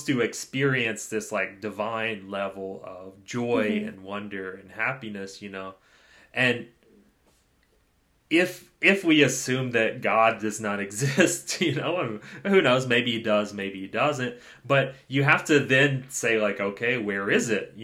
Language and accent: English; United States; Being an American, we often don't have health insurance